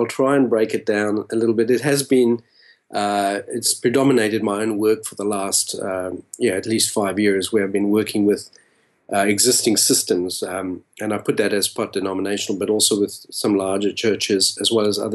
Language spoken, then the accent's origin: English; South Africa; moved away as an adult; also born or lived in Australia; now in Los Angeles, United States; I was born and raised in South Africa and left when I was about a 22-year-old, a young adult.